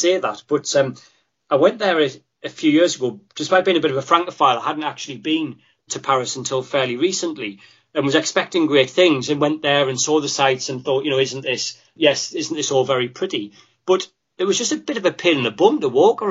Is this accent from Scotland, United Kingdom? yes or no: no; Sunderland, North East England, United Kingdom; reflective of my accent, my favourite city is my home city of Sunderland